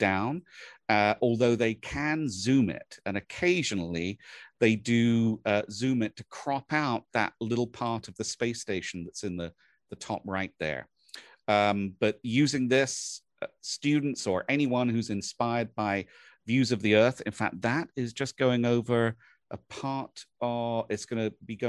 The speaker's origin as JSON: {"language": "English", "region": "England", "country": "United Kingdom", "tie": "born or raised there", "moved": "yes", "said": "where I was born and raised in England"}